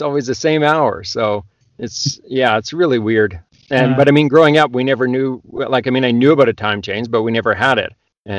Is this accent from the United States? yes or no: no; Canada; Probably more than most because I'm Canadian.